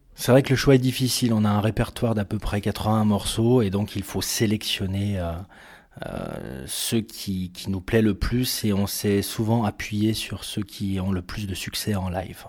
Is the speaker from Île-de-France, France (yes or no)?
no; Bourg-Saint-Maurice, Auvergne-Rhône-Alpes, France; moved away; j'ai grandi à Bourg-Saint-Maurice, en Savoie, euh, près des montagnes.